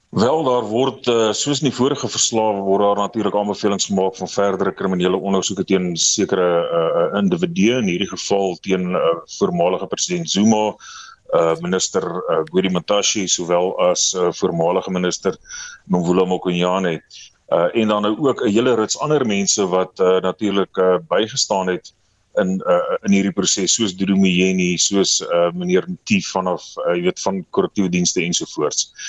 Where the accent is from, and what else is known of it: South Africa